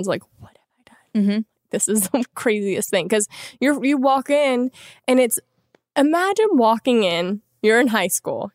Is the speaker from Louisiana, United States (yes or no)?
yes; Louisiana, United States; moved away; I'm from Louisiana originally.